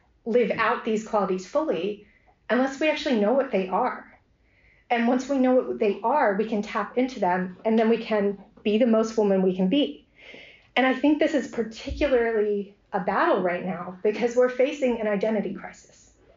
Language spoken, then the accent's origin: English; United States; moved away as an adult; also born or lived in Ave Maria, Florida; now in Oxford, United Kingdom; We are American, but my husband's studies has brought us all over Europe, really. And we ended up in Oxford